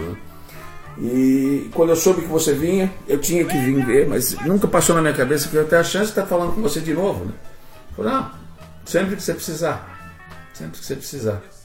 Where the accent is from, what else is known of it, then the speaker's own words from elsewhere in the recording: Brazil; eu sou do Brasil Sul da América